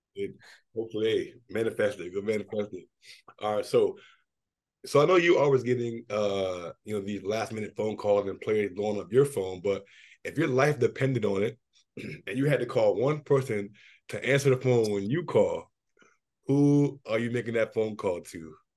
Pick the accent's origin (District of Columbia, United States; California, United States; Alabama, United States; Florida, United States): District of Columbia, United States; Washington; my hometown bias